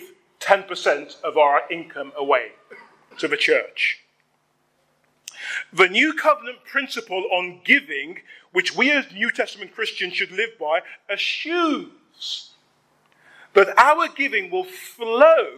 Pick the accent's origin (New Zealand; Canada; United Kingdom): United Kingdom; London; where I grew up in Hackney